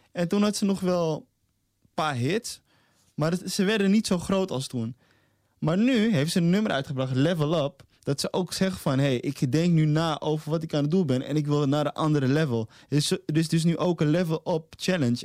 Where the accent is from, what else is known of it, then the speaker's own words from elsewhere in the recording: Amsterdam, North Holland, Netherlands; moved away as an adult; now in Almere, Netherlands; En ik ben een Amsterdammer die verplaatst is naar Almere. Maar ik ben in, in hart en nieren ben ik nog steeds Amsterdammer